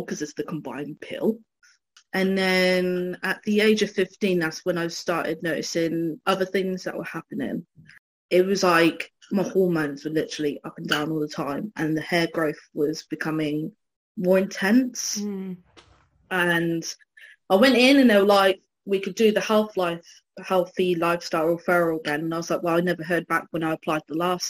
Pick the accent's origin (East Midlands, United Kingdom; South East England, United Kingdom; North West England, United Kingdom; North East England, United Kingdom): South East England, United Kingdom; Newbury; also born or lived in London; my family are all from Newbury. I'm from Newbury, West Berkshire, England